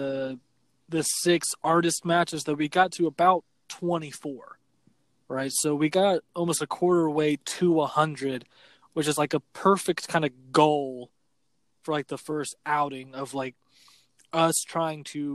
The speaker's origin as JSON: {"language": "English", "region": "Florida Panhandle", "country": "United States", "tie": "born or raised there", "said": "I grew up in the Panhandle"}